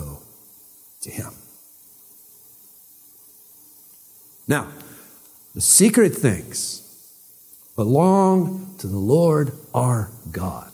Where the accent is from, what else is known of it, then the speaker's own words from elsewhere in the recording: East Liverpool, Ohio, United States; I was born in East Liverpool Hospital